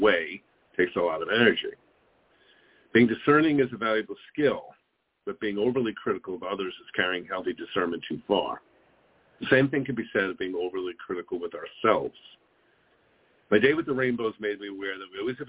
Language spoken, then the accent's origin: English; New York, United States; now in Phoenix, United States; Growing up in New York and getting driver's license included defensive driving classes